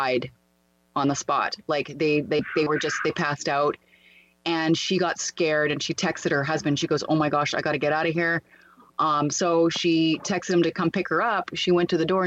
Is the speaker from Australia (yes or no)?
no; Canada; I was at my hometown